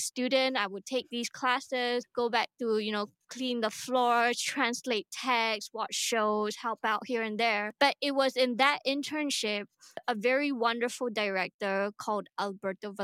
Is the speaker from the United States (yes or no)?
no; Singapore; I'm Singaporean. I live here